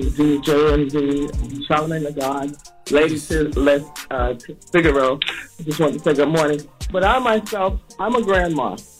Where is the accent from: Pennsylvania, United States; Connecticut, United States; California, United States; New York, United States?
New York, United States; I'm from New York, but my family is from South Carolina.